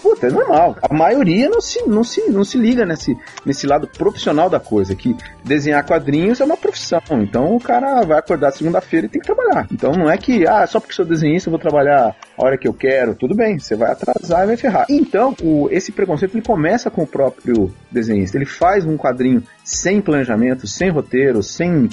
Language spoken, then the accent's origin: Portuguese; interior of São Paulo, Brazil; now in São Paulo, Brazil; Eu sou do interior de São Paulo